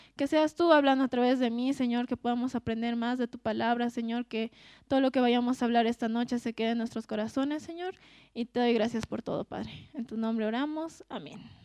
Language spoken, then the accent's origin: Spanish; Cochabamba, Bolivia; nosotros que somos de Cochabamba